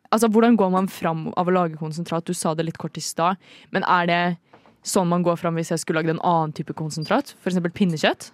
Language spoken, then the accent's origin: Norwegian; Trøndelag, Norway; accent: trøndersk; moved away; jeg er oppvokst der. Eller ikke oppvokst, oppvokst, Jeg bodde der i noen år. Sju år.